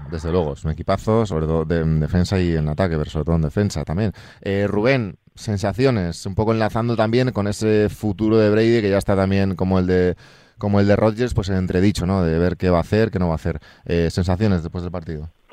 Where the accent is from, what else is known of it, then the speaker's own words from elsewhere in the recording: Galicia, Spain; es mi tierra, Galicia